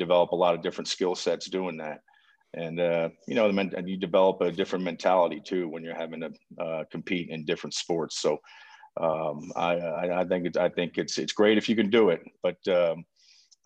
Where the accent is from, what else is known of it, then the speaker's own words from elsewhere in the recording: outside New York City, United States; moved away as an adult; also born or lived in Chapel Hill, North Carolina; I grew up right outside New York City, about 30, 35 miles northwest of the city